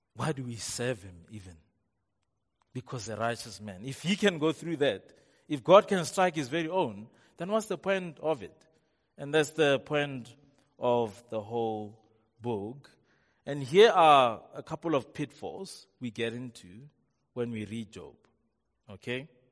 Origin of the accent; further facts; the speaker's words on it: Rustenburg, North West, South Africa; I'm from Rustenburg